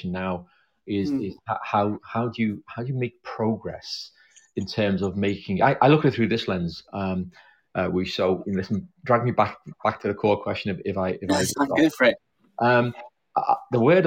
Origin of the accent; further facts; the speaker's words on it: Liverpool, North West England, United Kingdom; now in South London, United Kingdom; I come from Liverpool. I was born there back in the 60s.